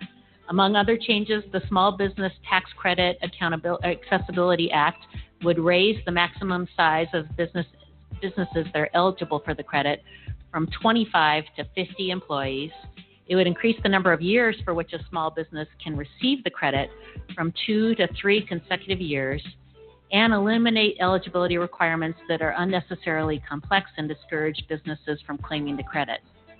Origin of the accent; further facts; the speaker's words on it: Washington, United States; In my home state of Washington, there are over 500,000 small businesses.